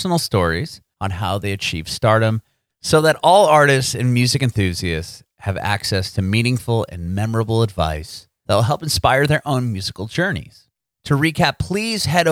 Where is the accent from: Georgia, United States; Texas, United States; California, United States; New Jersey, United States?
California, United States; San Diego; moved away as an adult; also born or lived in Bay Area, California; now in Nashville, United States; I'm from San Diego, so I know California well